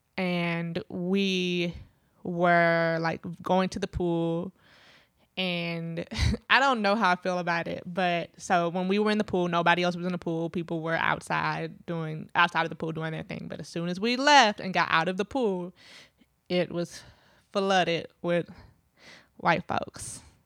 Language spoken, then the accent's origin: English; Midwest, United States; now in Brooklyn, United States; growing up in the Midwest part of the United States, if you're Black, you're Black